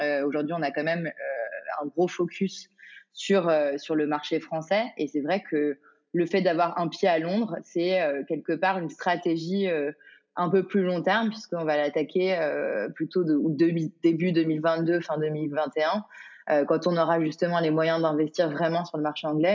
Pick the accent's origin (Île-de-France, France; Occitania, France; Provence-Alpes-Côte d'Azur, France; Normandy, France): Île-de-France, France; Paris; j'ai grandi à Paris